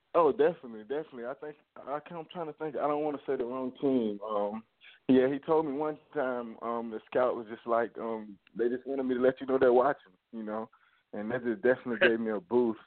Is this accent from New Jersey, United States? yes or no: no; Augusta, Georgia, United States; I'm from Augusta, Georgia